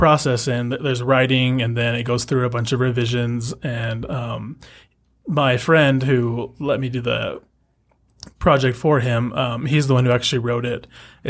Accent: Orem, Utah, United States; I'm from Orem, Utah.

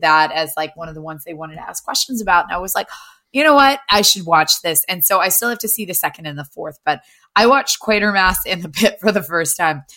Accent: Appalachia, United States; it's Tremors in my hometown.

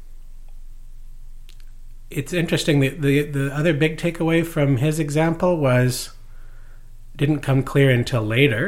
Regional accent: Maidstone, Saskatchewan, Canada; moved away; also born or lived in New York; Near the Alberta border, outside Lloydminster, in a little town called Maidstone on the Yellowhead

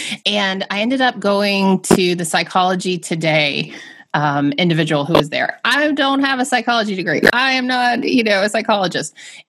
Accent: the South, United States; Miss Candy, I'm from the South.

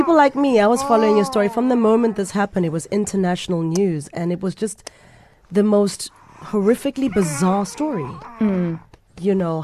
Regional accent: South Africa; even as a South African

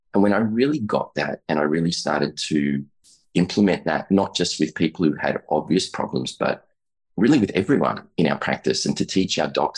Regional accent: Australia; I'm an Australian chiropractor, about 20 years in practice there, a little more.

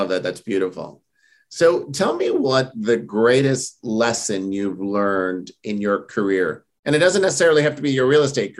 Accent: New York, United States; I'm born and raised in New York

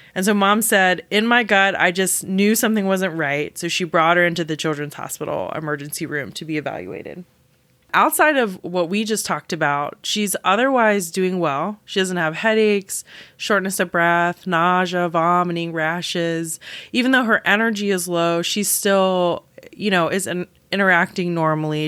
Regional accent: South Carolina, United States; I am from South Carolina

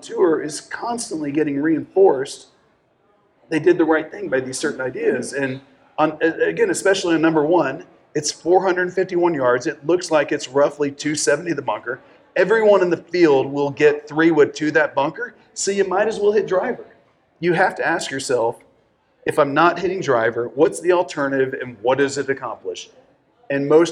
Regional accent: Dallas, Texas, United States; I'm from Dallas.

